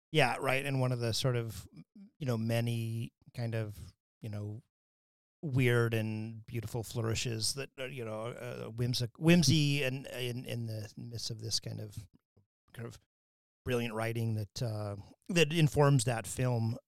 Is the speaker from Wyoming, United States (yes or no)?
yes; Wyoming, United States; moved away; when I grew up in Wyoming